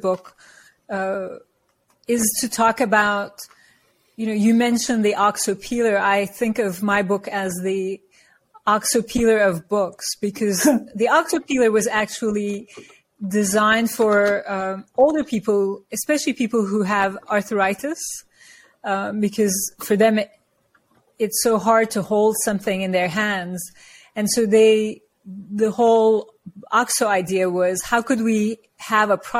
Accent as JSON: {"language": "English", "country": "Turkey", "tie": "born or raised there", "also_born_or_lived": "New York", "moved": "as an adult", "lives_now": "United States", "said": "So I'm from Turkey, and I come from a culture where we revere our elders"}